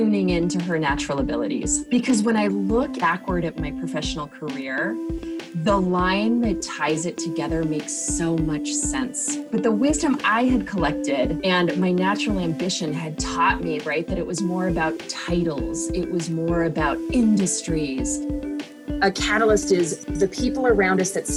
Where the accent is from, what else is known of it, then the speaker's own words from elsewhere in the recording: Southern California, United States; now in Seattle, United States; I live in Seattle, Washington in the US, but I grew up in Southern California